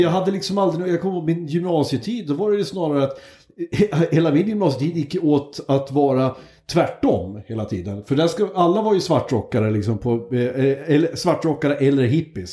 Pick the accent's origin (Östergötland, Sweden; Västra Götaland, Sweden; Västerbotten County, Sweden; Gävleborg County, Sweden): Gävleborg County, Sweden; Hälsingland; moved away; also born or lived in Hudiksvall / Uppsala; vi kommer från Hälsingland.